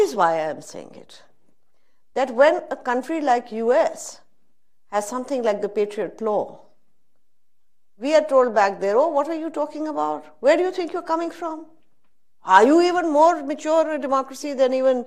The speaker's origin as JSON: {"language": "English", "country": "Pakistan", "said": "I am a Pakistani"}